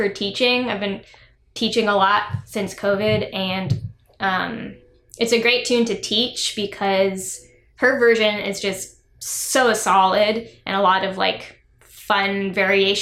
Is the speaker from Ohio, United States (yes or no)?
no; Corvallis, Oregon, United States; also born or lived in Amherst, Massachusetts; now in Durham, United States; I grew up in Corvallis